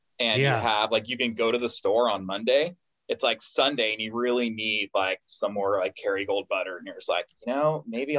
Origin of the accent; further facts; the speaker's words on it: California, United States; I'm from California